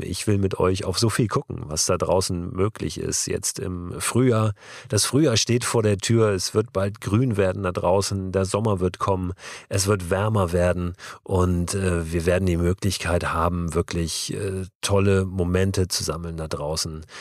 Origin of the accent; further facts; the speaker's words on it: Germany; als Deutsche aus einer Generation